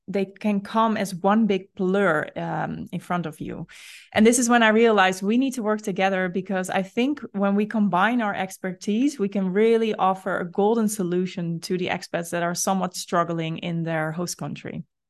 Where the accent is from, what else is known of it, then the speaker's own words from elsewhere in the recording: Netherlands; you and I are both Dutch